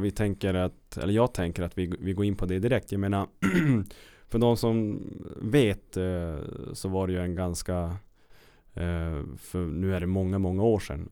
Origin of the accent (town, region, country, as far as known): Kiruna, Norrbotten County, Sweden; born or raised there